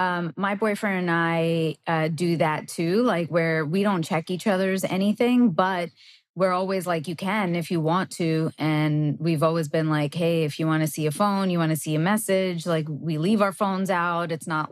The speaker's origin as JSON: {"language": "English", "country": "Canada", "also_born_or_lived": "New York", "moved": "yes", "said": "I'm Canadian"}